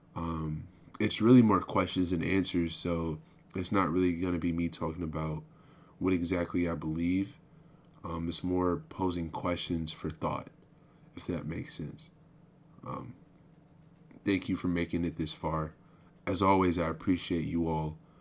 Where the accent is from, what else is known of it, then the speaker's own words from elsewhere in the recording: United States; I'm an American